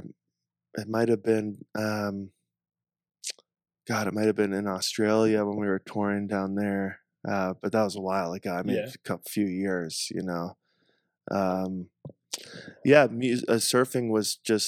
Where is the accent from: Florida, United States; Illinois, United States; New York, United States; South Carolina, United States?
South Carolina, United States; moved away; also born or lived in Southern California / Northeast US / Hawaii; where I grew up in South Carolina